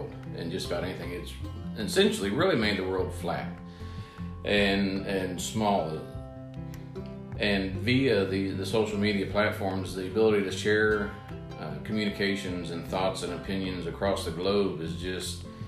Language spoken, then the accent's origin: English; Preble County, Ohio, United States; Born and raised in Preble County, Ohio, in the west central part of the state. Still live there today